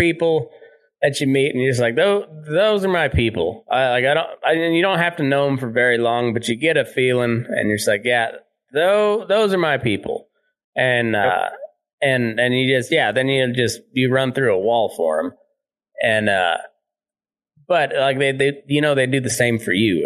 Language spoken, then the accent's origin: English; United States; we grew up in Southeast Colorado, Southwest Kansas.